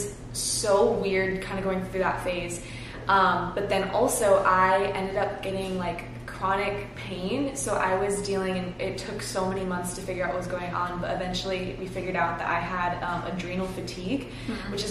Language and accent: English; Cincinnati, Ohio, United States; moved away as an adult; now in West Palm Beach, United States; I grew up in Cincinnati, Ohio. I moved down here about 6.5 years ago